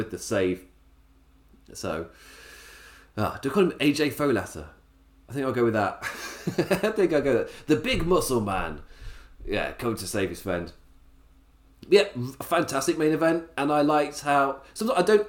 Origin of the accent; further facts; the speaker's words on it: England, United Kingdom; as an Englishman